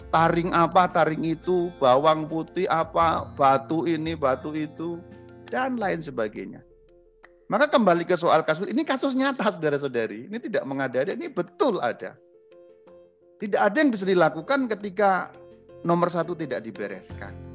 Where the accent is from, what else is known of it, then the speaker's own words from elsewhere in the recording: Java, Indonesia; Saya sebagai orang Jawa saya harus belajar tentang kejawaan saya sehingga saya tahu ini bagian ini tahayul, bagian itu tidak.